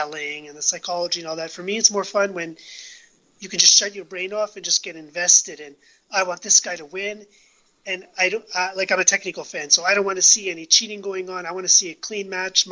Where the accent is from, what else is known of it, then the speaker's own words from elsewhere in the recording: Canada; I'm from Canada